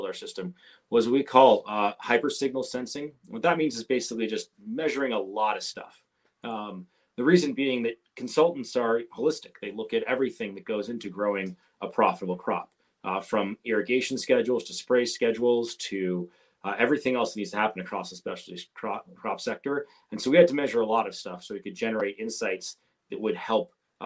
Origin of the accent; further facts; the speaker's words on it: Bay Area, California, United States; I grew up in the Bay Area in California